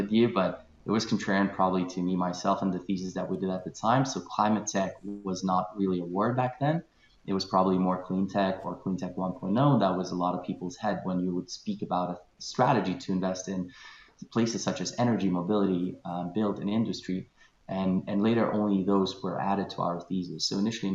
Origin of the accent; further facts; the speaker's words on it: Kaunas, Kaunas County, Lithuania; moved away as an adult; also born or lived in Glasgow; I'm originally Lithuanian, born and raised in Kaunas, which is second city in Lithuania.